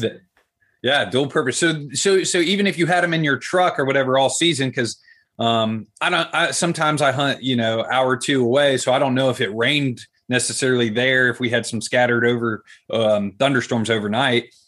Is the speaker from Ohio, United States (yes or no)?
yes; Columbus, Ohio, United States; City Kid, Columbus, Ohio, like the capital